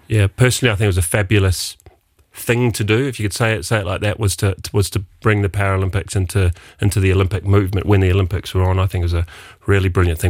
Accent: New Zealand; now in Luxembourg; being a New Zealander

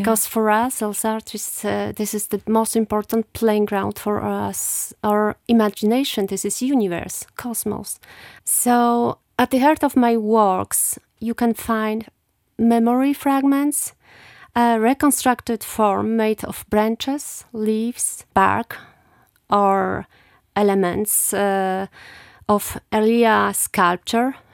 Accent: Rzeszów, Subcarpathian Voivodeship, Poland; English is a second language; moved away; also born or lived in Luxembourg / France; I was born in Rzeszów, uh, nineteen seventy-eight, and I come from Sibierne. It's southeastern Poland

